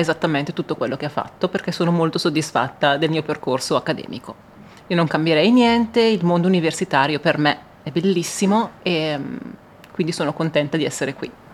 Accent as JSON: {"language": "Italian", "country": "Italy", "said": "all'Italia, al mio paese"}